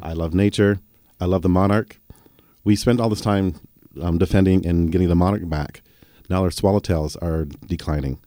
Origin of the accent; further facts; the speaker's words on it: Harrow, Ontario, Canada; when I was growing up in Harrow